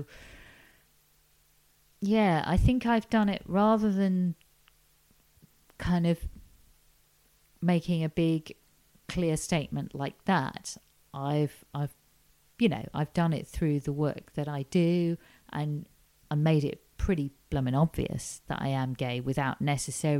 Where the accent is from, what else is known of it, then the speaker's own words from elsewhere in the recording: Ormskirk, North West England, United Kingdom; moved away as an adult; also born or lived in York; now in London, United Kingdom; I grew up in a town called Ormskirk in Lancashire, quite near Liverpool